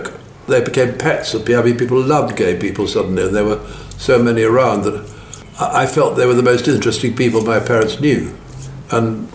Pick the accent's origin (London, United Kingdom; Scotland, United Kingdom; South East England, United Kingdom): South East England, United Kingdom; Buckinghamshire; My parents had a house in Buckinghamshire. And I was born there and grew up there.